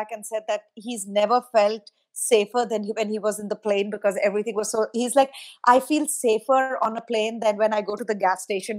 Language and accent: English; India; moved away as an adult; now in United States; growing up in India